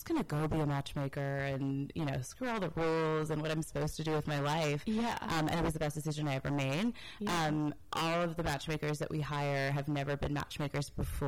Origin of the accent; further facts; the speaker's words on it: Washington, District of Columbia, United States; moved away as an adult; now in Los Angeles, United States; I am from the East Coast, grew up in D.C., and moved out to LA to go to grad school